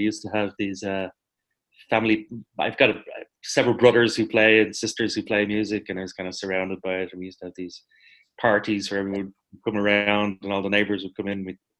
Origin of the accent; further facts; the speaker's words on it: Ireland; Like, why is there something in our nature as Irish people that we don't necessarily want to dwell in the past?